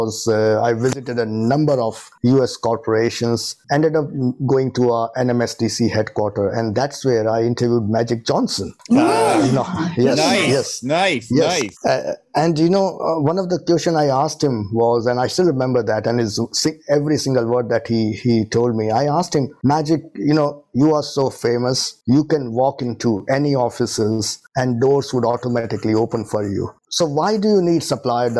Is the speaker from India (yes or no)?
yes; India; moved away as an adult; now in Leicester, United Kingdom; I'm originally born and brought up in India and came to UK as a student in 2002